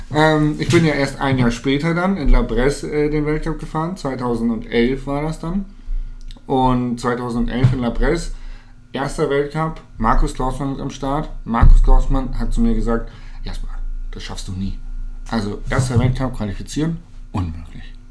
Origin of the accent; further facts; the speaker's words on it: Hanover, Lower Saxony, Germany; moved away; Ich komme aus Hannover oder ich habe zu dem Zeitpunkt in Hannover gelebt